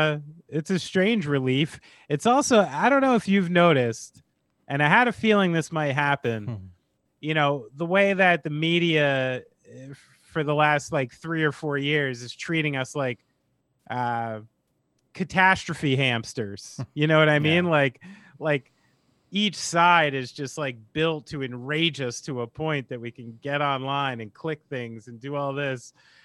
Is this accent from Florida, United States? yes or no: no; Vermont, United States; I'm going to wear this coat and mittens because I'm old and I'm from Vermont.